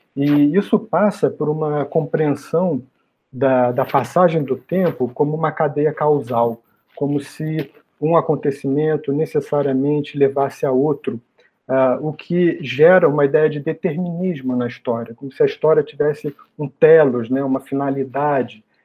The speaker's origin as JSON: {"language": "Portuguese", "region": "Rio de Janeiro", "country": "Brazil", "tie": "born or raised there", "moved": "as an adult", "lives_now": "São Paulo, Brazil", "said": "eu fiz a minha formação toda no Rio de Janeiro, que é a minha cidade natal"}